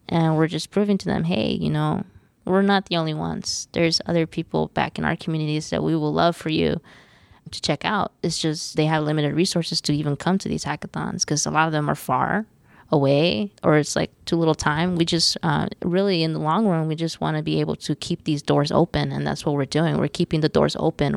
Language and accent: English; Los Angeles, California, United States; We're born and raised in East Los Angeles.